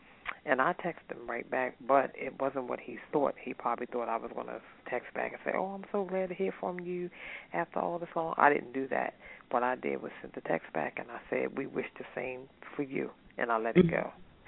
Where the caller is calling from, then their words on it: Maryland, United States; I was calling from Maryland